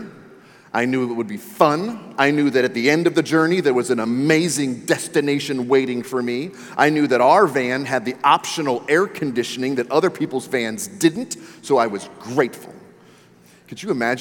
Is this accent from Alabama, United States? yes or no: no; Maryland, United States; born or raised there